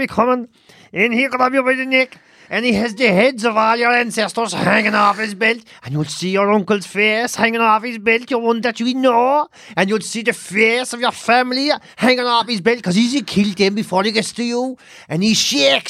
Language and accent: English; Ireland; growing up in Ireland